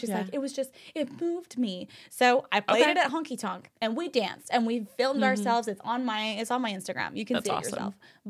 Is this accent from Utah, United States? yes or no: yes; Utah, United States; moved away; you know, I'm from Utah. We have a very different taste in music.